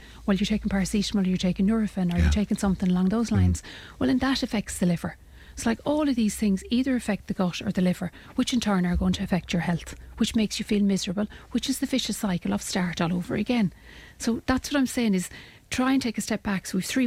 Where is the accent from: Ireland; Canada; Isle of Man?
Ireland; we as Irish people